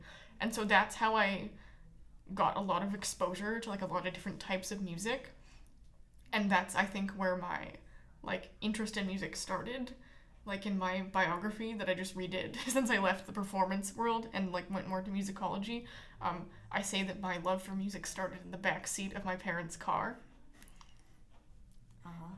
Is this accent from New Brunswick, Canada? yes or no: no; Winnipeg, Manitoba, Canada; I grew up in Winnipeg